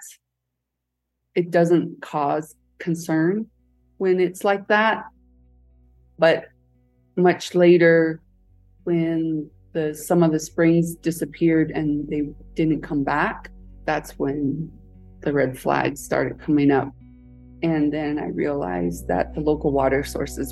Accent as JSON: {"language": "English", "area": "Black Mesa", "region": "Arizona", "country": "United States", "tie": "born or raised there", "said": "Growing up on Black Mesa"}